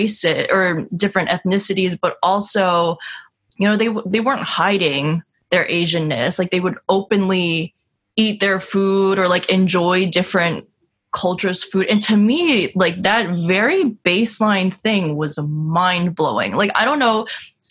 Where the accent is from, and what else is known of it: upstate New York, United States; born or raised there; moved away as an adult; also born or lived in Washington, D.C.